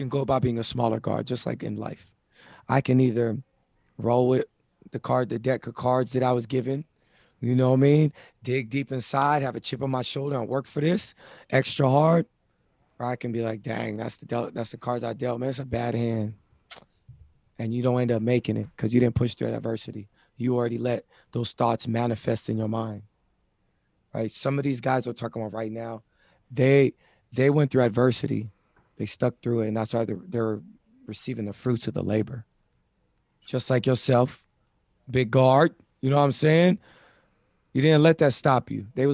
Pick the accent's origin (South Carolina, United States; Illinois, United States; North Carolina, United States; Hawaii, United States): Hawaii, United States; me growing up in Hawaii